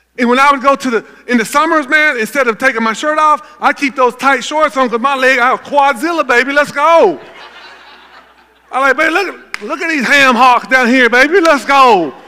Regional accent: Gallatin, Tennessee, United States; I grew up in Gallatin, Tennessee

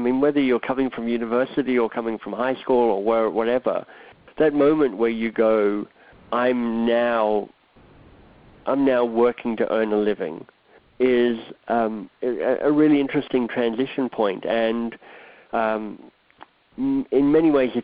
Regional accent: Australia; moved away as an adult; also born or lived in Oxford, England / Boston, United States; now in Toronto, Canada; I'm Australian by birth. Grew up there, went to high school there, went to university there

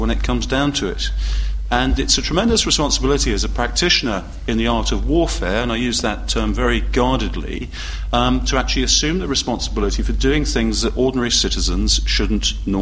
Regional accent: United Kingdom; being British

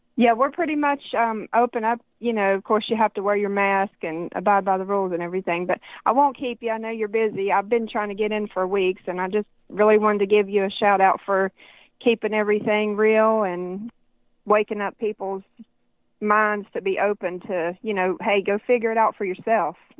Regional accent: United States; as an American citizen

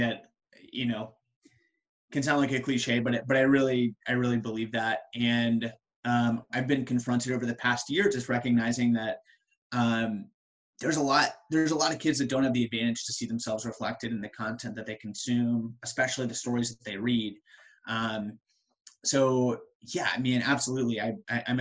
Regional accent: Colorado, United States; moved away as an adult; also born or lived in Ohio / Chicago / Pennsylvania / the Triangle, North Carolina; now in Research Triangle, North Carolina, United States; I'm originally from Colorado

